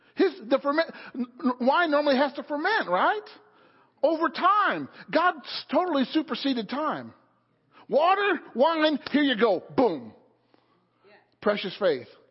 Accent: Illinois, United States; now in Pennsylvania, United States; the church that I grew up in in Illinois

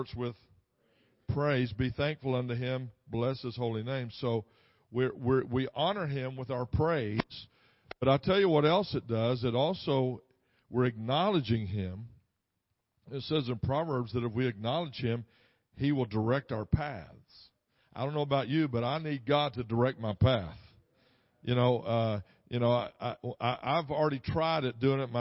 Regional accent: Texas, United States; I'm from Texas

